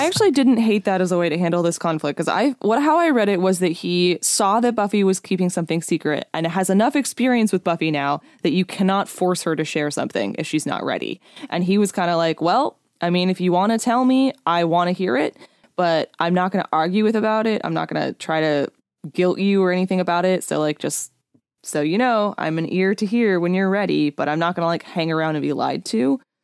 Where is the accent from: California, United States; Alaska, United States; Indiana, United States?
California, United States; I'm from California, born and raised